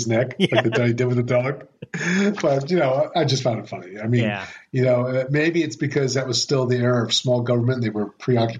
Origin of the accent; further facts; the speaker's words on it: United States; I am an American.